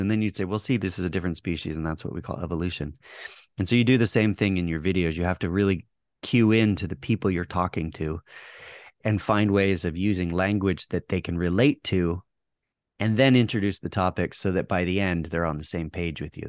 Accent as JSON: {"language": "English", "region": "Texas", "country": "United States", "tie": "born or raised there", "also_born_or_lived": "Hawaii / Montana", "moved": "yes", "said": "I grew up in Texas"}